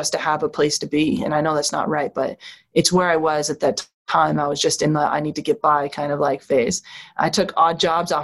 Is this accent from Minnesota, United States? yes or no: no; Vermont, United States; born or raised there